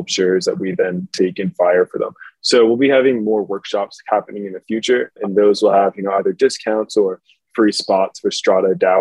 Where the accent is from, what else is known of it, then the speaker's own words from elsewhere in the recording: New York City, New York, United States; I grew up in New York City